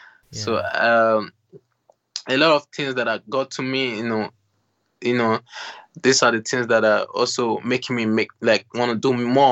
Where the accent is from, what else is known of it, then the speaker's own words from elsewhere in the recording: Benin City, Edo, Nigeria; born there; I was born in Nigeria, Benin City.